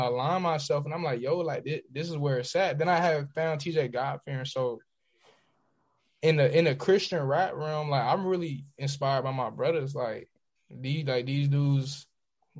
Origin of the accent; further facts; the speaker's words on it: Florida, United States; I'm from Florida, so I grew up listening to a lot